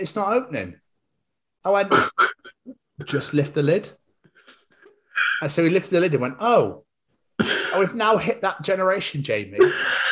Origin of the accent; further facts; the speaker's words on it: Scotland, United Kingdom; I'm from Scotland